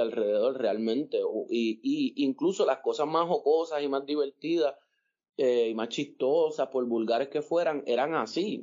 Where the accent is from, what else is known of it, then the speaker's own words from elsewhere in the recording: Puerto Rico; yo vivía en Monte Carlos y Monte Carlos se mezclaba con Montepal, con Monteatillo